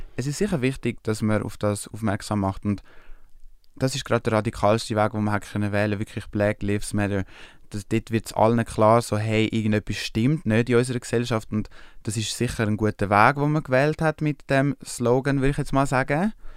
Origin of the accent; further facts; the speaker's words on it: Switzerland; aus der Schweiz